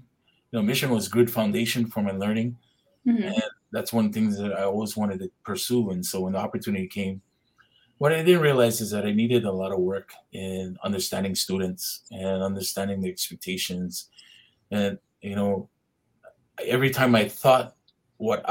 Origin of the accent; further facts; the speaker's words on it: Hauula, Hawaii, United States; I'm from Haula Heights, so Heights is a little bit higher